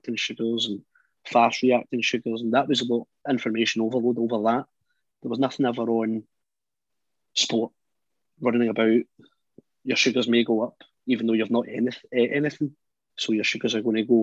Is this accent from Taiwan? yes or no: no; Scotland, United Kingdom; I was from Scotland